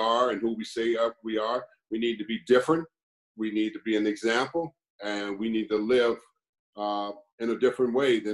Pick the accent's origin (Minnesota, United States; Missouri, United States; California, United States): California, United States; Los Angeles; I grew up in Los Angeles, California, went to a school called Crenshaw High.